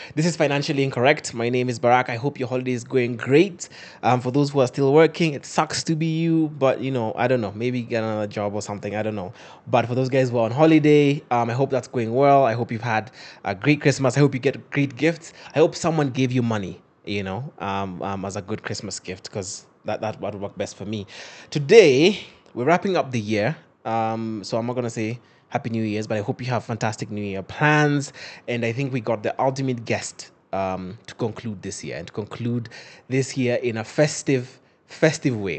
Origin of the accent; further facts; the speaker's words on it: Western Kenya, Kenya; I'm from Western. My, my, my, my dad's Luo, my mom's Luo.